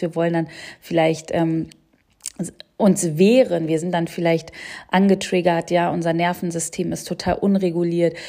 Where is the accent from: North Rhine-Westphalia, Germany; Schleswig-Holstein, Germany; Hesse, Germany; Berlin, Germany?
Berlin, Germany; ich komme aus Berlin